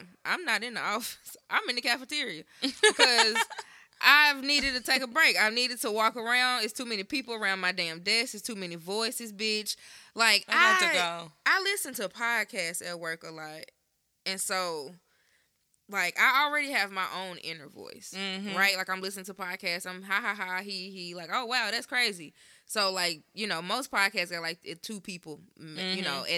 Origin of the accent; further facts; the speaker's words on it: Memphis, Tennessee, United States; also from Memphis